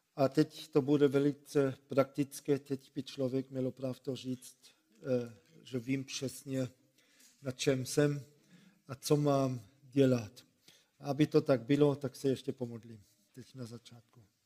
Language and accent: Czech; Germany; Czech is a second language; moved away; also born or lived in Ostrava region, Czech Republic